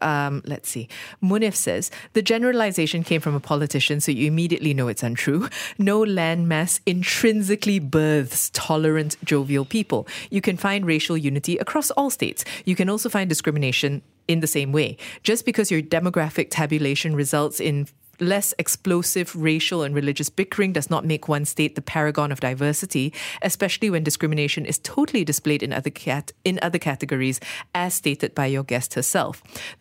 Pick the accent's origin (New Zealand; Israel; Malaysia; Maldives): Malaysia; Kuching, Sarawak; I watched my parents not want to be open in telling people that we're from Kuching and Sarawak. They didn't speak to me in Malay because they didn't want me to pick up the Sarawakian Malay accent or words